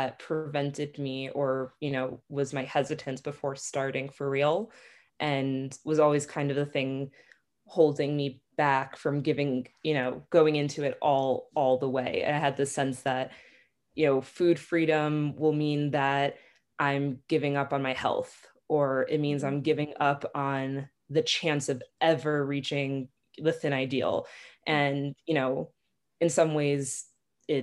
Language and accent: English; Long Island, New York, United States; moved away as an adult; now in Israel; I'm originally from Long Island, but I've been living in Israel for the past 5 years or so